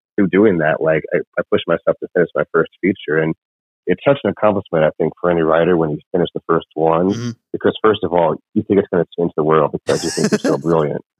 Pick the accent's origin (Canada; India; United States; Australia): United States; northern Illinois by Chicago; moved away as an adult; also born or lived in Lima, Peru / Las Vegas; now in Los Angeles, United States; I grew up in northern Illinois by Chicago